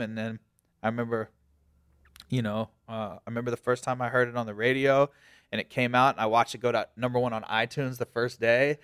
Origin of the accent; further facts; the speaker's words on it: Virginia Beach, Virginia, United States; I'm from Virginia Beach